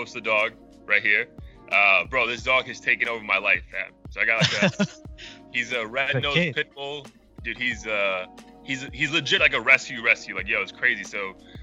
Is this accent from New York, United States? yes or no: yes; New York, United States; now in Florida, United States; I'm from New York.